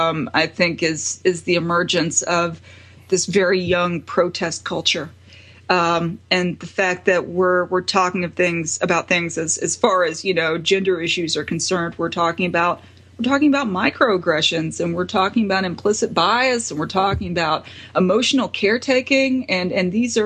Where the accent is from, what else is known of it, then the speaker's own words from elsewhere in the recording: the South, United States; I'm from the South. I grew up in the Bible Belt.